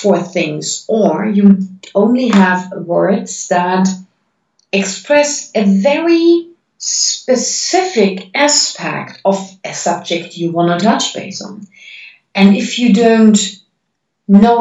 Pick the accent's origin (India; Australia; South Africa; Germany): Germany; now in Netherlands; I was born in Germany. I'm living in Holland.